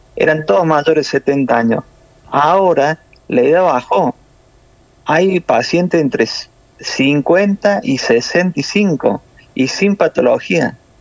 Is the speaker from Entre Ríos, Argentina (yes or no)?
no; Córdoba, Argentina; accent: cordobés; now in Italy; Yo soy de Córdoba Capital